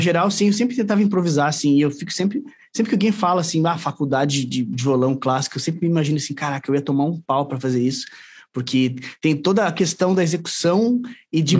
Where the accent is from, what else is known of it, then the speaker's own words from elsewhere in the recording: Caxias do Sul, Rio Grande do Sul, Brazil; sou de Caxias do Sul, aqui no Rio Grande do Sul.